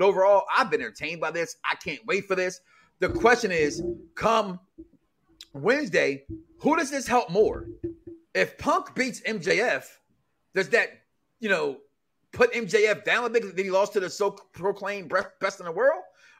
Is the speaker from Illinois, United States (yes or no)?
yes; Chicago, Illinois, United States; I'm from Chicago